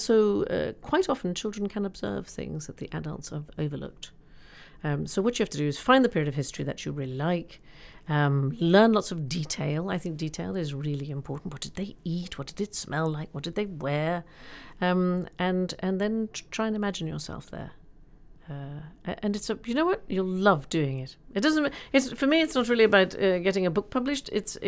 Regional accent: United States; And my American background growing up in America, my father was a journalist and we traveled.

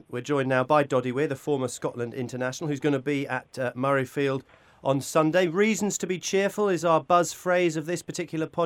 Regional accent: Dunedin, Otago, New Zealand; I'm from Dunedin.

